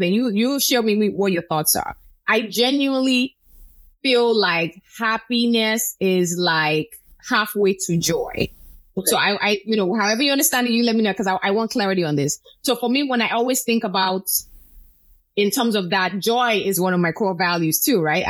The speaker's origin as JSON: {"language": "English", "country": "Nigeria", "tie": "born or raised there", "also_born_or_lived": "Chicago", "moved": "yes", "lives_now": "Florida, United States", "said": "I grew up in Nigeria."}